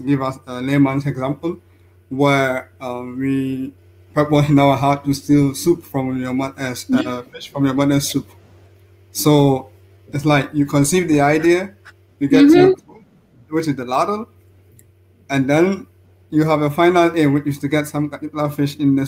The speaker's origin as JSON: {"language": "English", "region": "Central Region", "country": "Ghana", "also_born_or_lived": "France", "moved": "as an adult", "lives_now": "Innsbruck, Austria", "said": "I'm a Ghanaian, and I started my education, secondary education at Rabenu Sukuma in the central region of Ghana"}